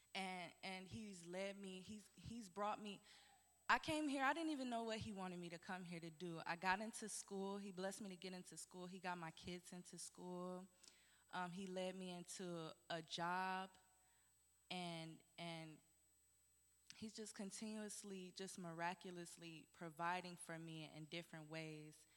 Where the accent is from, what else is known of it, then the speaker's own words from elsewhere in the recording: Detroit, Michigan, United States; moved away as an adult; I'm not originally from here. I'm from Detroit, Michigan, and I came here with my two daughters